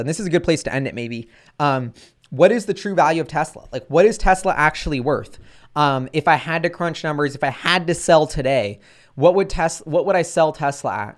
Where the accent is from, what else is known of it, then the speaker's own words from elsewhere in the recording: United States; I'm an American